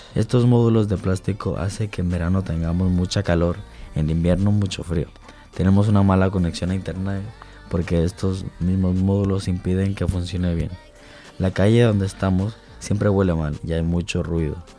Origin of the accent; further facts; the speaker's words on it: Barcelona, Catalonia, Spain; nací en Barcelona, pero mi familia es ecuatoriana.